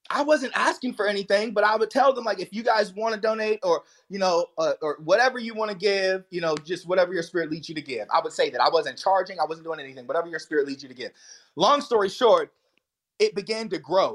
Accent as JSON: {"language": "English", "area": "the Bible Belt", "region": "Southern United States", "country": "United States", "tie": "born or raised there", "said": "And I grew up in the Bible Belt, but it was hellfire and brimstone. I was Southern Baptist all the way"}